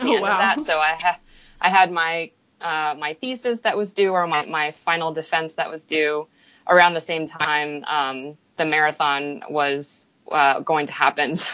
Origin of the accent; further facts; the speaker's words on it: Silicon Valley, Northern California, United States; moved away as an adult; also born or lived in Austin; I grew up in the Silicon Valley in Northern California.